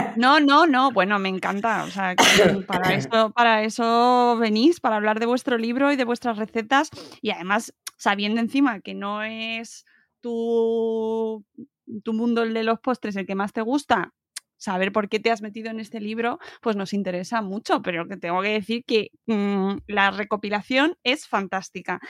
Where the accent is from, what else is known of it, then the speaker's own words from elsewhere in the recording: Extremadura, Spain; estoy pensando en las flores extremeñas que es, mm, mi pueblo las hacían y las siguen haciendo en las bodas